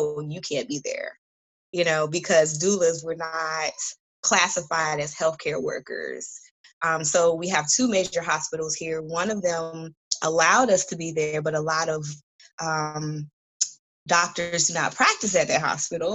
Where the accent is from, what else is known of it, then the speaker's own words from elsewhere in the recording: Connecticut, United States; now in Tallahassee, United States; I'm originally from Connecticut, but I've been here in Tallahassee for like 20 years